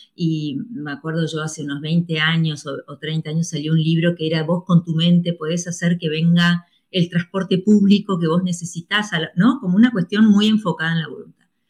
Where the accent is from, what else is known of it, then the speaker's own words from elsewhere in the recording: Argentina; a mí me hubiese encantado nacer en Colombia en vez de la Argentina